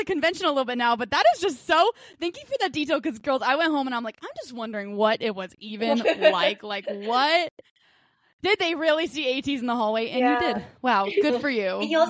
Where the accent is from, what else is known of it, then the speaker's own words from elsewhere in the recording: South Carolina, United States; I'm from South Carolina.